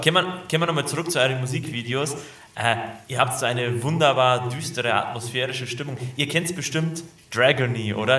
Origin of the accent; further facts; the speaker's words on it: Munich area, Bavaria, Germany; aus dem Münchner Umland bin hier aufgewachsen